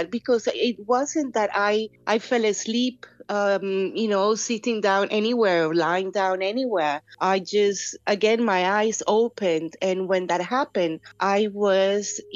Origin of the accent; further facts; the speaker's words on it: Colombia; now in England, United Kingdom; in Colombia, where I used to live back then